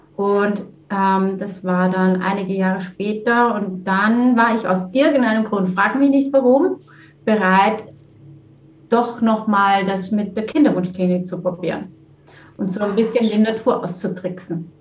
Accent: Vienna, Austria; moved away as an adult; now in Heimenkirch, Germany; Ich komme ursprünglich aus Wien, äh, bin in Wien geboren und aufgewachsen und bin dann über die Liebe nach Deutschland gekommen vor über 20 Jahren

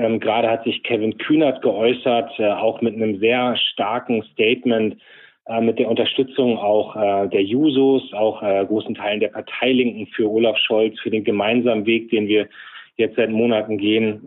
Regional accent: Lüneburg Heath, Lower Saxony, Germany; ich komme ja selbst aus der Lüneburger Heide.

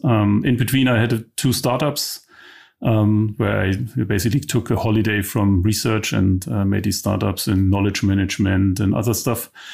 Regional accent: East Germany, Germany; also born or lived in London; I'm from East Germany.

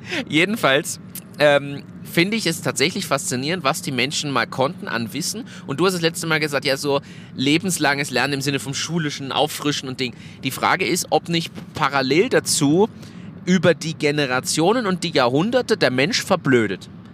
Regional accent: Germany; now in Austria; als Deutscher, der einen deutschen Führerschein hatte, in Österreich lebt und dort jetzt den Hauptwohnsitz hat

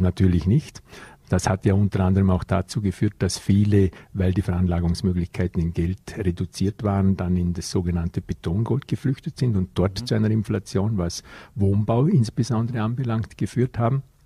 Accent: Vorarlberg, Austria; bei uns im Ländle in Vorarlberg.

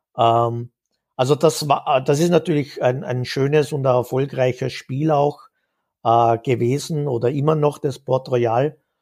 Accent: Vorarlberg, Austria; now in Vienna, Austria; Vorarlberg geboren im Westen Österreichs. Das hört man vielleicht noch ein bisschen raus.

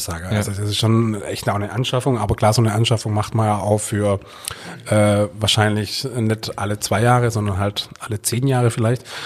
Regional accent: Swabia / Hohenlohe area, Baden-Württemberg, Germany; da wo ich herkomme

